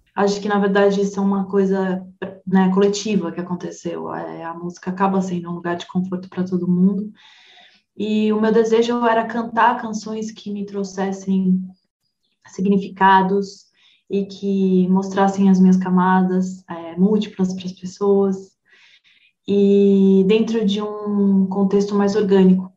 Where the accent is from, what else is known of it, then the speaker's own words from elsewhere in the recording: São Paulo, Brazil; eu sou paulistana, eu sou criada numa megalópole multicultural